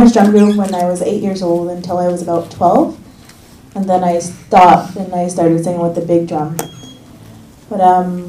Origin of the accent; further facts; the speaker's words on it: Ottawa, Ontario, Canada; I've been living in Ottawa all my life on unceded Algonquin territory